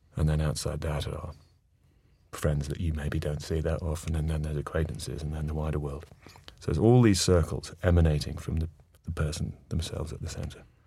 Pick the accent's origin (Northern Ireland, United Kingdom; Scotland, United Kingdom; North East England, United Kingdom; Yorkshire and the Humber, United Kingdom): North East England, United Kingdom; moved away; both born and brought up in the Northeast